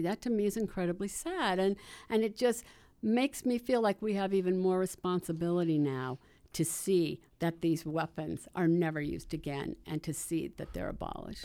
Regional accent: Salt Lake City, Utah, United States; I am from Salt Lake City

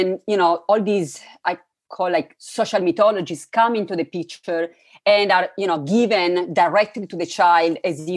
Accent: Turin, Piedmont, Italy; I was raised in Italy, in an interesting city, Turin, where there are many different souls

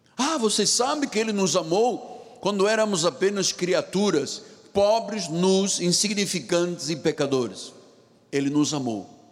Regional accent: Luanda, Luanda Province, Angola; moved away; lá no meu país onde eu nasci, em Angola e Luanda.

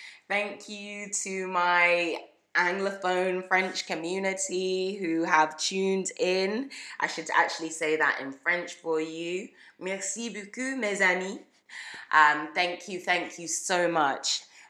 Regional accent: United Kingdom; moved away as an adult; now in Canada; Shout out to my hometown. Thank you everyone in the UK who has listened in. It's, you know, it's been amazing to have that sense of home while, you know, I moved to Canada

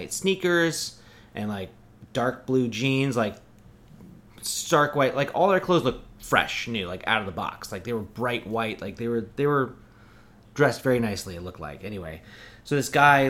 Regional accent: Oregon, United States; I'm from Oregon

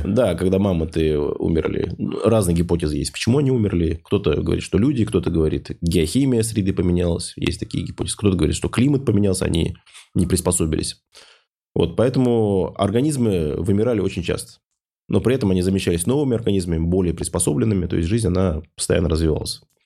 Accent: Ufa, Bashkortostan, Russia; в городе Уфа, откуда я родом

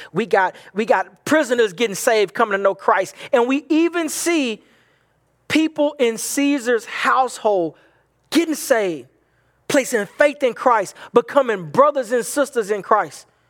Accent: the Bible Belt, United States; from where I'm from, um, in, growing up in the Bible Belt

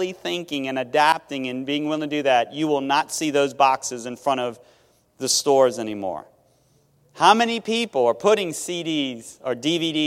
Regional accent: Metairie, Louisiana, United States; also born or lived in Thibodaux, Louisiana / Mississippi; I'm from Metairie

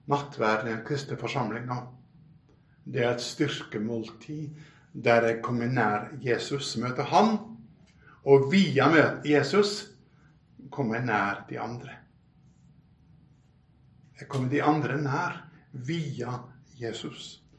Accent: Bømlo, Vestland, Norway; now in Oslo, Norway; Jeg kom jo fra Bømlo, via Bryne og Saron, av alle ting, til Oslo.

